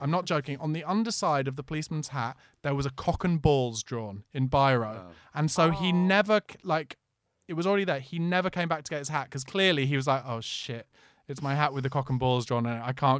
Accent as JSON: {"language": "English", "region": "London", "country": "United Kingdom", "said": "I've only got Monzo, no. I'm from East London"}